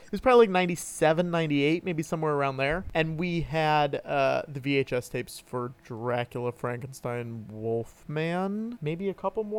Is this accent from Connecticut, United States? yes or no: yes; Connecticut, United States; I grew up in Connecticut